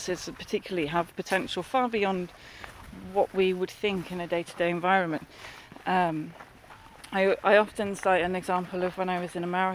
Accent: London, United Kingdom; moved away; I grew up in the North London, sort of Hertfordshire and Essex borders where they all kind of meet, and in a urban environment.

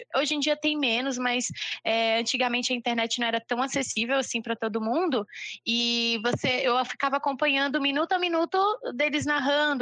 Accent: Niterói, Rio de Janeiro, Brazil; now in João Pessoa, Brazil; oficialmente eu sou de Niterói, Rio de Janeiro

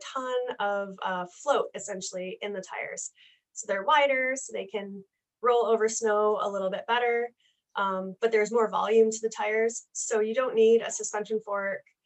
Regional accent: Grand Rapids, Michigan, United States; I'm from Grand Rapids, Michigan.

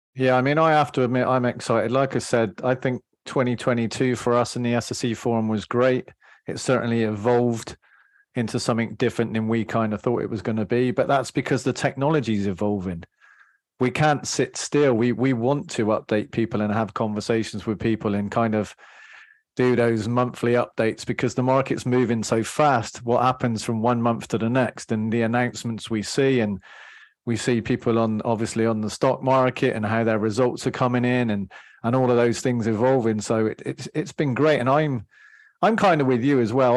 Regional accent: England, United Kingdom; I'm English

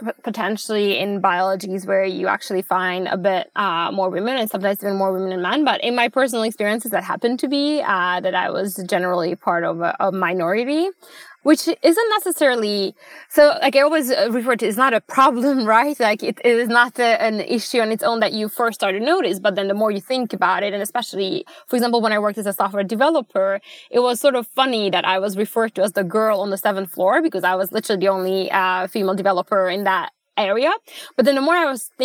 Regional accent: Budapest, Hungary; moved away as an adult; also born or lived in Abu Dhabi; now in Sweden; Originally, I'm from Budapest, Hungary. I grew up there.

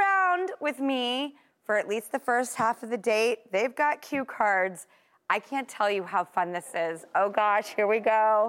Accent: Los Angeles, California, United States; growing up in Hollywood

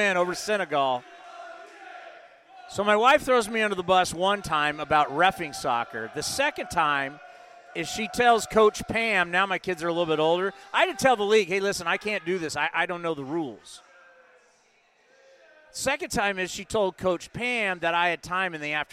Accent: San Diego, California, United States; growing up in San Diego

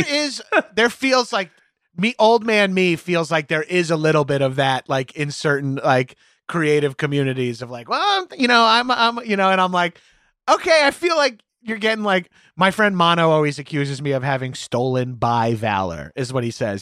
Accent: Long Island, New York, United States; moved away; also born or lived in Manhattan, United States; a meathead growing up on Long Island

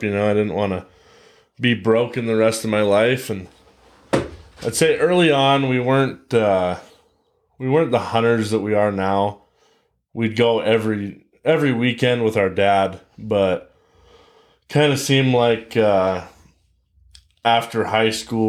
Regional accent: Billings, Montana, United States; So I am a native Montanan. I was born in Billings, been living here my entire life, all 23 years of it.

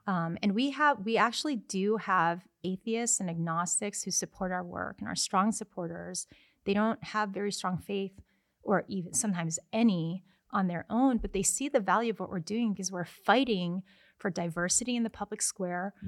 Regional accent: United States; I'm American.

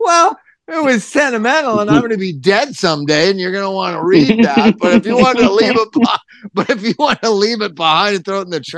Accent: Los Angeles, California, United States; moved away; I'm from Hollywood

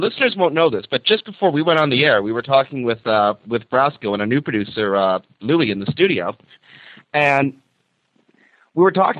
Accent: Toronto, Ontario, Canada; Everything revolves around the CN Tower here in Toronto, Ontario. And, I'm so pleased to be here. This is my hometown.

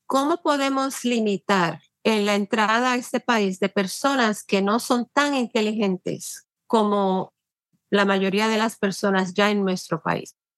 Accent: Puerto Rico; now in New York, United States; nací y me crié en Puerto Rico

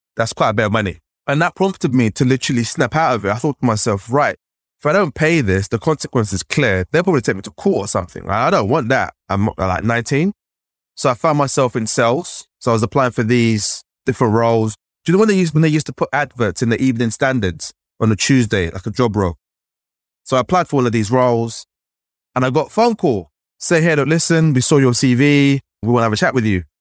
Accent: London, United Kingdom; growing up in London

